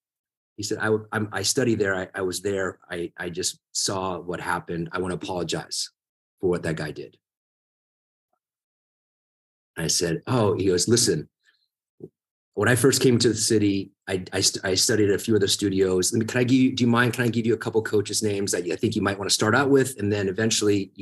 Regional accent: Tampa, Florida, United States; first language Italian; English is a second language; moved away as an adult; now in New York, United States; I'm from Tampa

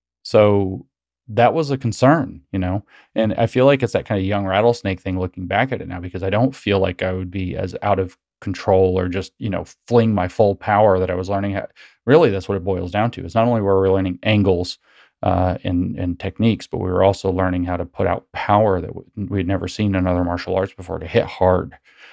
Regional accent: Tennessee, United States; where I grew up here in East Tennessee, we have two different kinds of rattlesnakes.

